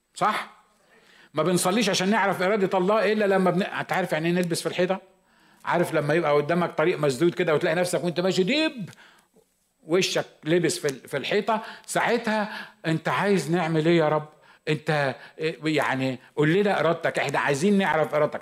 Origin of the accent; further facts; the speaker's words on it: Egypt; moved away as an adult; now in United States; أنا مصري